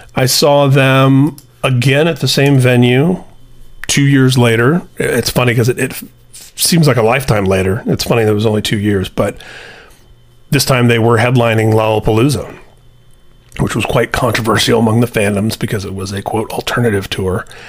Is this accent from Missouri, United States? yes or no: no; Indianapolis, Indiana, United States; Their first show in my hometown